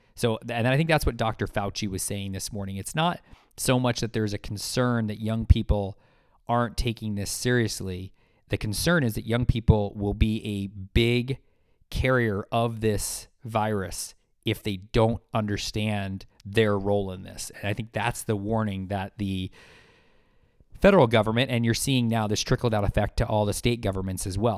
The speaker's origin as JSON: {"language": "English", "country": "United States"}